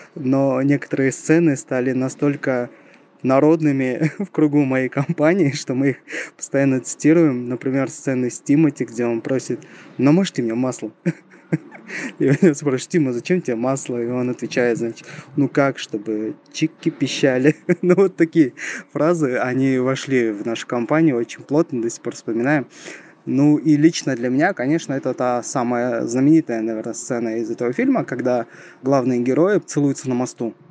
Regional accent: Shymkent, Kazakhstan; я из Казахстана, из самого южного города этой страны, из города Шимкент

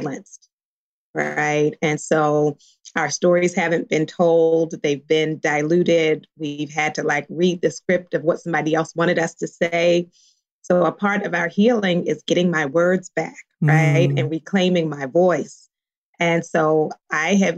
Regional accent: Baltimore, Maryland, United States; now in California, United States; I grew up in Baltimore. In Baltimore, we didn't eat avocado.

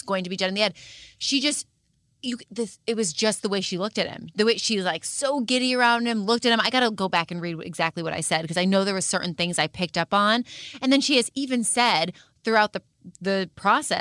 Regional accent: Massachusetts, United States; I'm from Massachusetts

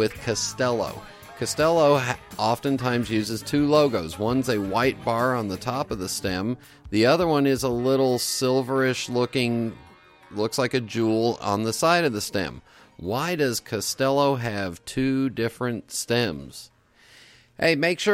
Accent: California, United States; I was born and raised in California

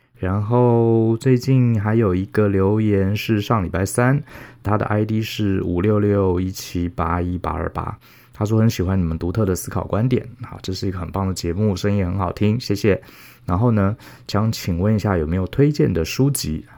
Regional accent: Taipei, Taiwan; 从小在台北市长大，从小就是读书考试

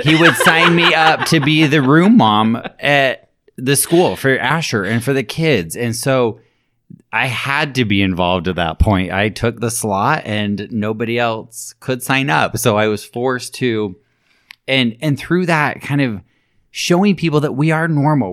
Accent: Alpine, Utah, United States; there were several families that I grew up with in Alpine that I went to school with, went to high school, junior high, elementary

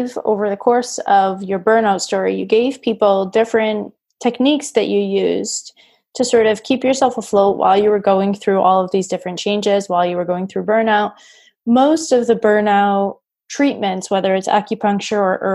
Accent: New England, United States; I grew up in New England, so I'm a Patriots fan

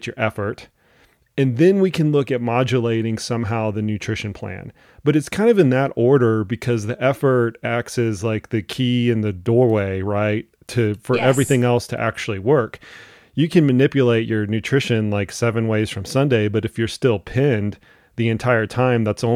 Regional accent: Dallas, Texas, United States; I grew up in Dallas, Texas

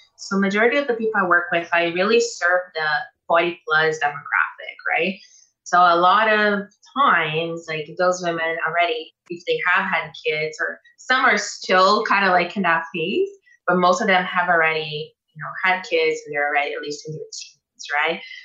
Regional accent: Brazil; moved away as an adult; now in Canada; I come from Brazil, which is the capital of plastic surgery in the world, right? Like I was raised with all, and I was 21 when I came to Canada

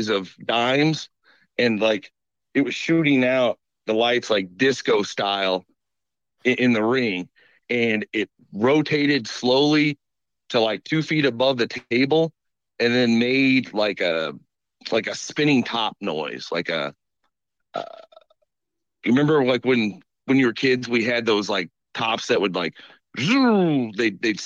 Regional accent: Woodson, Illinois, United States; I grew up in Woodson

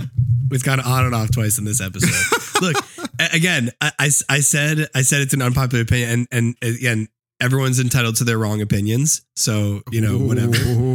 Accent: United States; Like I'm American. I love where I come from

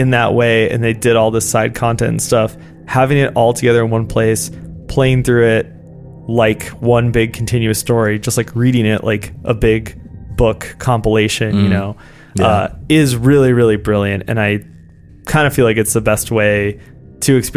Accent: Cincinnati, Ohio, United States; I grew up in Cincinnati, which is about 15 minutes from Kentucky

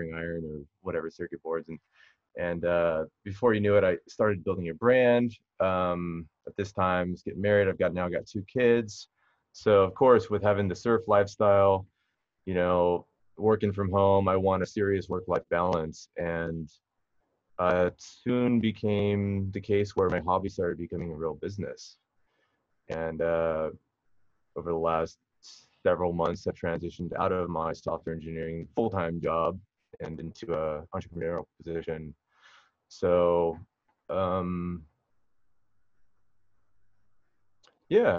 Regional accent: Huntington Beach, California, United States; I grew up in Southern California, still in Southern California, Huntington Beach, kind of just a local surfer

